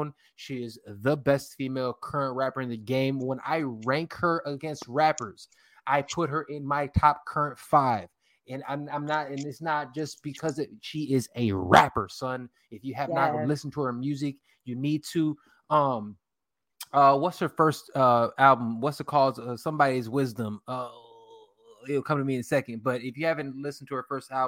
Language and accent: English; Chicago, Illinois, United States; west side of Chicago. I'm actually from the city. When I claim this, Humble Park